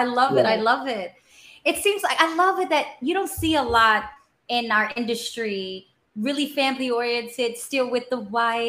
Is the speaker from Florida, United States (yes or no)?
yes; Florida, United States; we love Orlando. We're from South Florida.